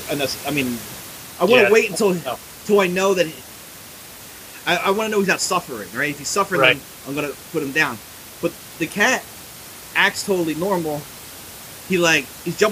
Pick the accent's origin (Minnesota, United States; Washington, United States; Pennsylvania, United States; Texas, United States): Pennsylvania, United States; Philadelphia; I grew up in Northeast Philly